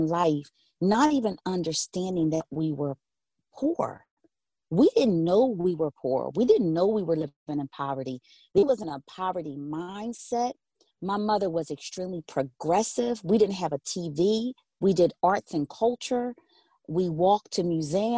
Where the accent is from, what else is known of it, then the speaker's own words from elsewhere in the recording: Philadelphia, Pennsylvania, United States; I grew up in West Philadelphia, close walking distance to Drexel University and University of Penn